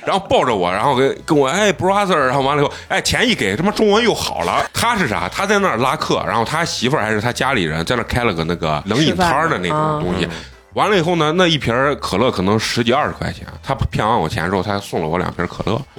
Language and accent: Chinese; China; 上来先跟你打招呼，我就问你从哪儿来，然后一看我是中国人，说哦，您中国人兄弟啊